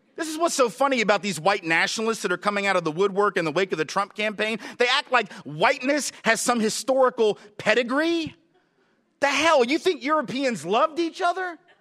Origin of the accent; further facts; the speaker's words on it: the South, United States; I'm from the South, lived in the South all my life